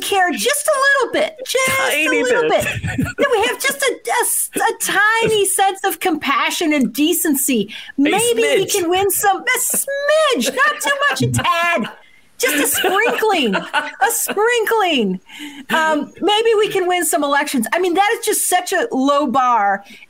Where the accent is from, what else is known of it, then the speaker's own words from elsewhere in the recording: Michigan, United States; I'm from Michigan, so there's a special place in my heart for it.